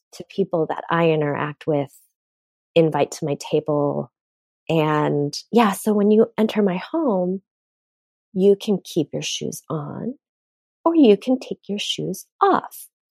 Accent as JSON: {"language": "English", "country": "United States", "said": "I am Korean American and grew up in an immigrant home"}